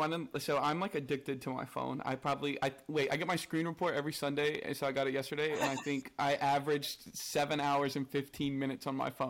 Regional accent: North Carolina, United States; So I'm from North Carolina in the U.S. So it's like it's in the South, but like kind of the top of the South. So we are not like real Southern

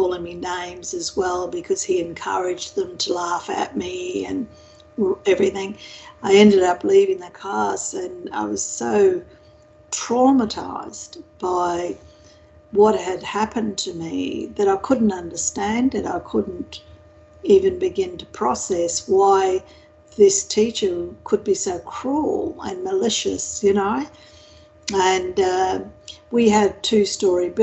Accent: Winton, Queensland, Australia; I was born in a small country town west of Townsville, near Mount Isa, actually, or south of Mount Isa, called Winton

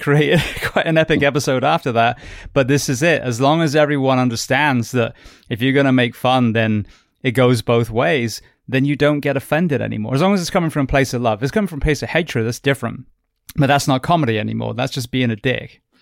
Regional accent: United Kingdom; now in United States; I'm British

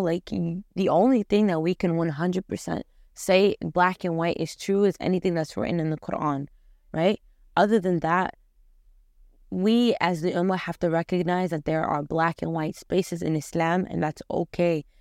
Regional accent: Afghanistan; I come from Afghanistan

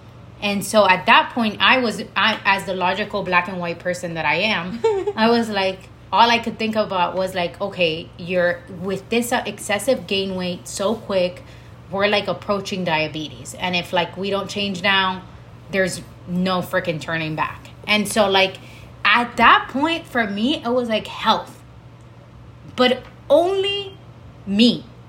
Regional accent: Dominican Republic; also born or lived in Miami, United States; now in United States; we grew up in Miami and then in the Dominican Republic. And we grew up with very Hispanic parents.

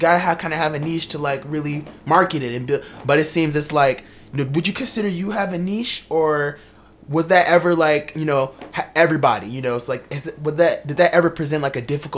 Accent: Chicago, Illinois, United States; Can't even talk about it because I'm from Chicago.

